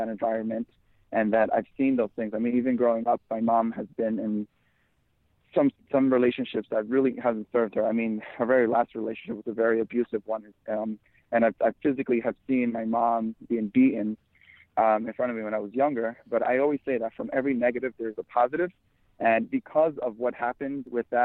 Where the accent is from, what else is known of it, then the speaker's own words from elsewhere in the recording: Dominican Republic; moved away; I was born in the Dominican Republic, and we weren't very well off